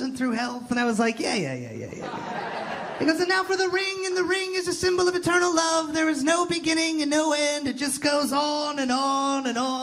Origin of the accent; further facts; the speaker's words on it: Toronto, Ontario, Canada; I'm from Toronto